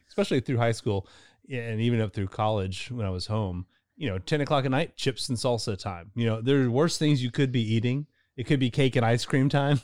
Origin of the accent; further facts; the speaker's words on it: Louisville, Kentucky, United States; I'm from Louisville originally